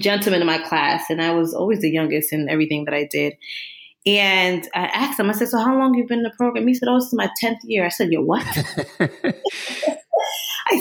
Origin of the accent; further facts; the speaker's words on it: Newark, New Jersey, United States; moved away as an adult; now in Long Island, United States; I am originally from Jersey, born in Newark, New Jersey, and consider myself a Rutgers breed because I went there for my master's and PhD